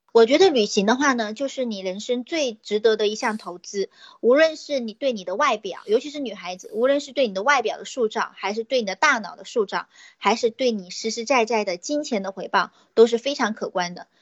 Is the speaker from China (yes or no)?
yes; Nanchang, Jiangxi, China; 我来自江西的南昌